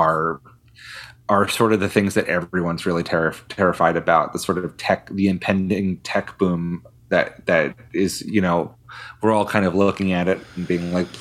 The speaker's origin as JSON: {"language": "English", "town": "Philadelphia", "region": "Pennsylvania", "country": "United States", "moved": "yes", "lives_now": "Nashville, United States", "said": "I come from Philadelphia"}